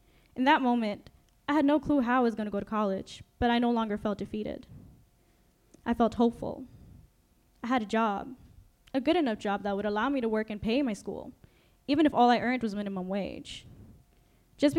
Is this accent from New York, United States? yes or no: yes; New York City, New York, United States; English is a second language; also born or lived in Mexico; I grew up in New York City, a multicultural melting pot